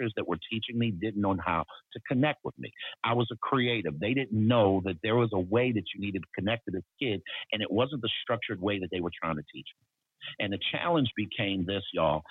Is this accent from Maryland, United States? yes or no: yes; Baltimore, Maryland, United States; I was born in Baltimore, Maryland, and raised in a single parent home